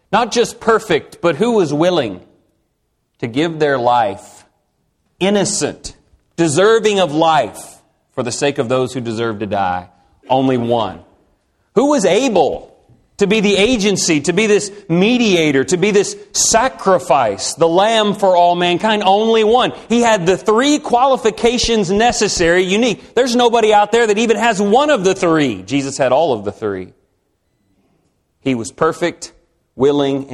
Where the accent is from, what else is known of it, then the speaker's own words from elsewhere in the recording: Texas, United States; I'm from Texas